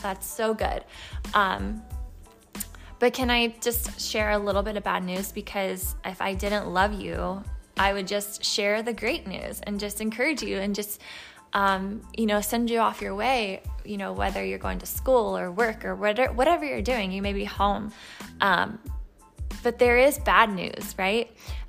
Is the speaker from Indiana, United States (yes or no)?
yes; Indiana, United States; You know, I'm a Midwestern. That's, you know, born and raised in Indiana.